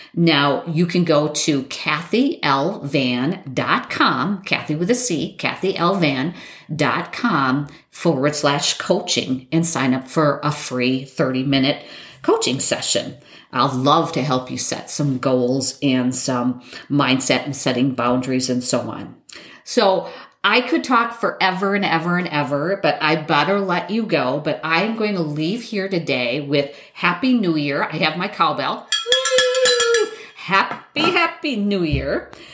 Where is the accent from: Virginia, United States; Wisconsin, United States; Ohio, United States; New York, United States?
Wisconsin, United States; I'm from Wisconsin.